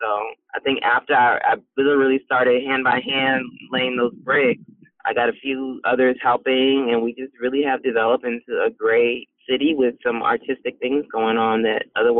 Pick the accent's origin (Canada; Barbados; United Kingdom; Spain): Canada; Because I was very Canadian at that time.